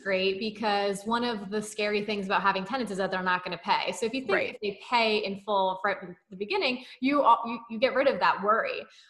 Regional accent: New Jersey, United States; And I'm from North Jersey, Kyle's from South Jersey, or excuse me, Central Jersey.

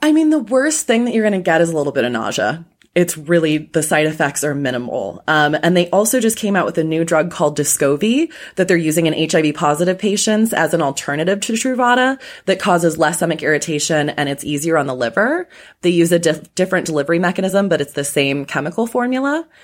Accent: Chicago, Illinois, United States; moved away as an adult; now in Los Angeles, United States; still a Chicagoan. I'm still a Chicagoan.

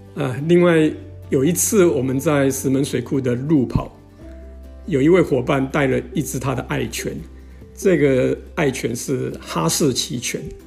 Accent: Toufen, Miaoli County, Taiwan; also born or lived in Nanzhuang, Miaoli; now in Longtan, Taiwan; 我的老家是在苗栗的头份跟南庄

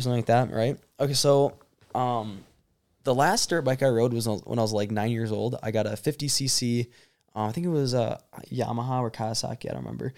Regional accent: Michigan, United States; we're from Michigan

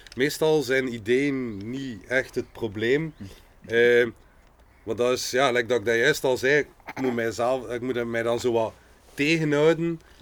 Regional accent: Ghent, Flanders, Belgium; We zijn allemaal van Gent, we zijn allemaal artiesten

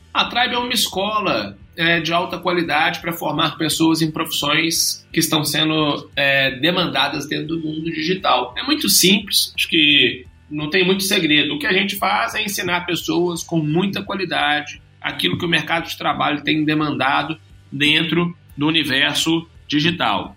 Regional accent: Belo Horizonte, Minas Gerais, Brazil; eu sou mineiro, tenho 31 anos, natural de Belo Horizonte

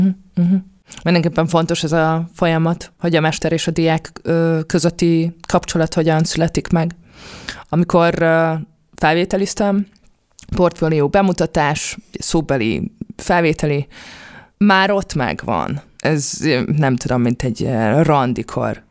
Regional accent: Budapest, Hungary; also born or lived in Kaposvár / Pécs; én Budapesten születtem, budapesti vagyok

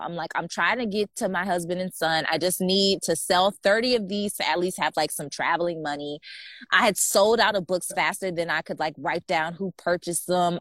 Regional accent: United States; moved away as an adult; also born or lived in Wuhan; we're American citizens, but we're not American residents

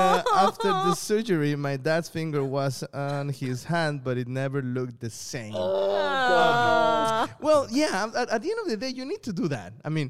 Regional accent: South China, China; So, I'm from South China. Okay, so I got many cousins and brothers and sisters.

